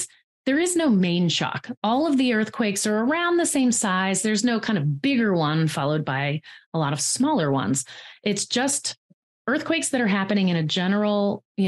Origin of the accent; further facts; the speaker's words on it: East Coast, United States; I grew up on the East Coast.